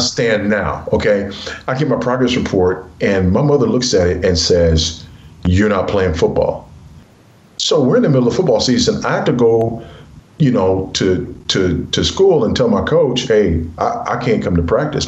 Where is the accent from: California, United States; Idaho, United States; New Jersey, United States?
California, United States; Los Angeles; moved away as an adult; I was raised in South Central Los Angeles by a single uh, teenage mother.